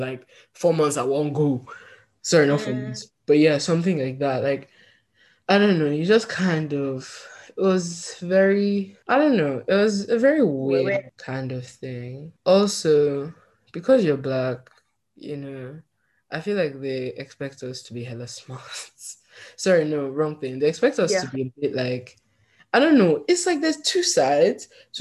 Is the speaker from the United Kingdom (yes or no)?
yes; Northern England, United Kingdom; accent: Northern English; also born or lived in Nigeria; now in United States; I just keep my Northern English accent